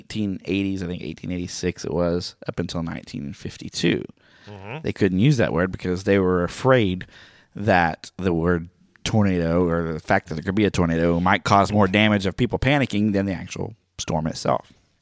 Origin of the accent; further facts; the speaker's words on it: Oklahoma, United States; I'm from Oklahoma, so I know that. We always did land runs on that day. Growing up in school, we did the mock land runs, which is really fun.